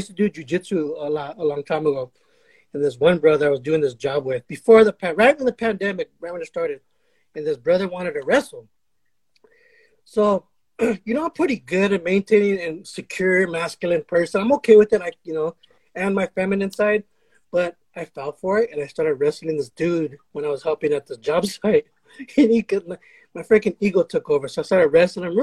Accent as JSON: {"language": "English", "town": "Los Angeles", "region": "California", "country": "United States", "tie": "born or raised there", "also_born_or_lived": "Burbank, California", "said": "we grew up over here, you know, my family, we're all from Pacoima, and then my family moved to Burbank, my parents"}